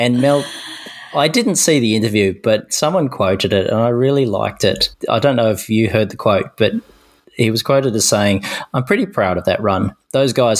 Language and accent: English; Australia; speaking as an Australian park runner